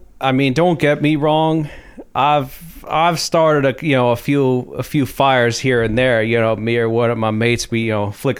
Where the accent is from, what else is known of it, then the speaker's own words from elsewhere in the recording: Texas, United States; also born or lived in California; Well, originally Texas, and I lived in Cali for a while